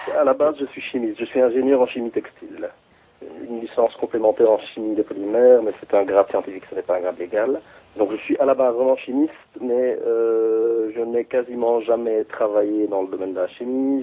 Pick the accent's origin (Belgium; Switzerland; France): Belgium; chez nous, en Belgique